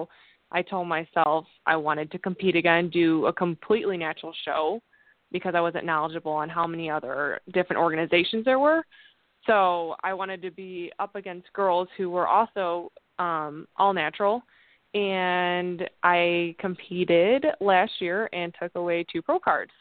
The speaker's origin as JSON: {"language": "English", "region": "Indiana", "country": "United States", "tie": "born or raised there", "moved": "as an adult", "lives_now": "Bourbonnais, United States", "said": "I grew up in Indiana, but recently moved to Illinois"}